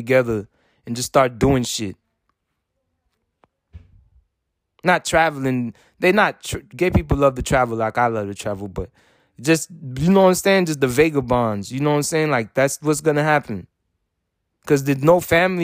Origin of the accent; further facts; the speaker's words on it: United States; I'm American